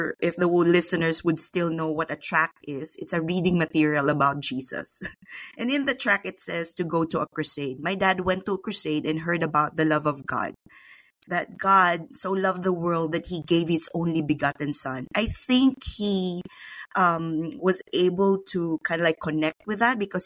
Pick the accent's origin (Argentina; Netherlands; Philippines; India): Philippines; I was born and raised in the Philippines